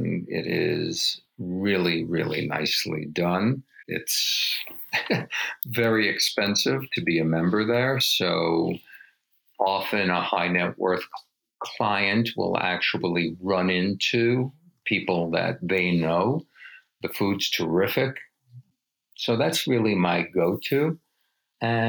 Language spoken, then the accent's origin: English; New York, United States; moved away as an adult; now in Aspen, United States; I'm originally from New York